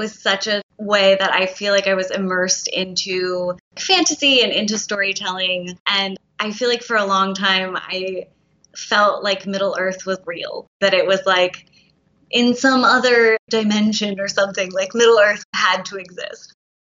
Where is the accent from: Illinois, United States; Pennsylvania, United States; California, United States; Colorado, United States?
Pennsylvania, United States; outside of Philadelphia; I grew up outside of Philadelphia